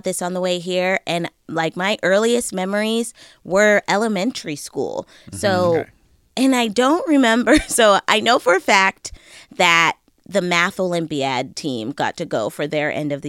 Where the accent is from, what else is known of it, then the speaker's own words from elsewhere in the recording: Bellevue, Washington, United States; moved away; I'm from technically I'm from Bellevue, which is like 10 minutes outside of Seattle.